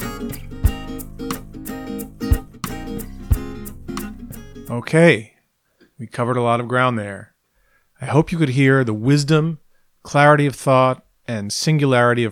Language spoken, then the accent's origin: English; New York City, New York, United States; I grew up in New York City